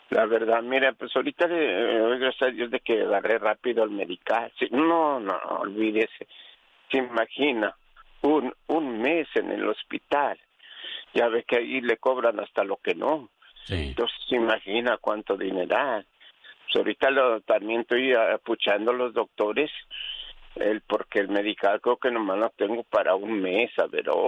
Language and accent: Spanish; Puebla, Mexico; moved away; Yo soy de Puebla.